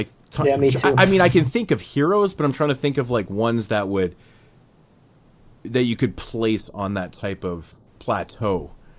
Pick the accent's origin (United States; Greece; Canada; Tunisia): Canada; Well, I'm Canadian.